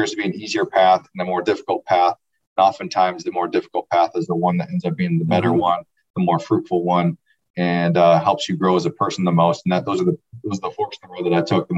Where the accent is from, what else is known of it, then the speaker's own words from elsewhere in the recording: Grand Rapids, Michigan, United States; I'm from the Grand Rapids area, west side of the state, and was recruited out of high school